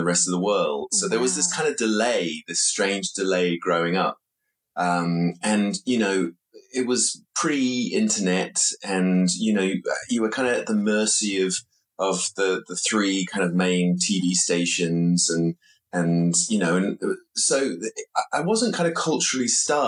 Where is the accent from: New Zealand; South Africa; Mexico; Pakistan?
New Zealand; moved away as an adult; now in London, United Kingdom; I was born in London, but I grew up in New Zealand